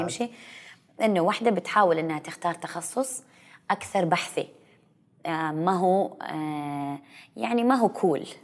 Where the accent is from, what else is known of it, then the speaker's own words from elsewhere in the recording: Saudi Arabia; كثير مننا كسعوديين